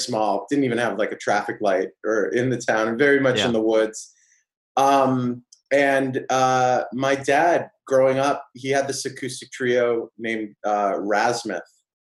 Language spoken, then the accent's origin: English; Auburn, New Hampshire, United States; I grew up in New Hampshire, a really small town called Auburn.